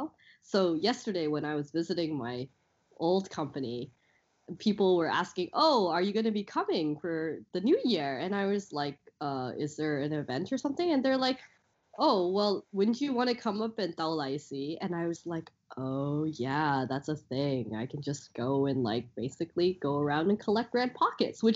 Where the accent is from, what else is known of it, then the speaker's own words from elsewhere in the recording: Canada; moved away as an adult; now in Hong Kong; when we were growing up in Canada